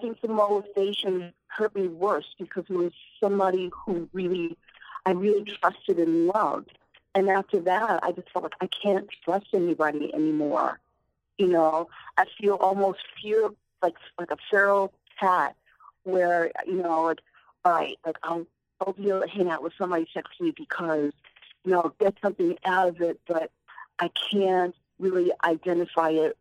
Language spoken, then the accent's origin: English; Long Island, New York, United States; I grew up out on Long Island